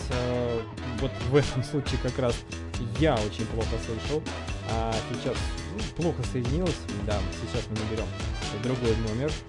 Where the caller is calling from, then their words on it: Moscow, Russia; Я просто из Москвы звоню.